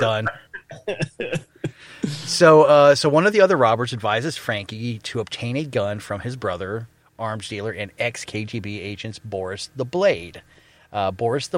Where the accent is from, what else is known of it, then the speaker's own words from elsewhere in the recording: Florida, United States; I'm from Florida, right? We're really southern.